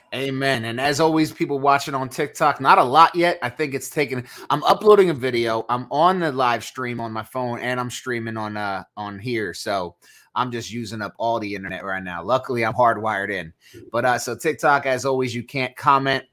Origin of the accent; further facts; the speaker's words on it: Northeast, United States; I'm from the Northeast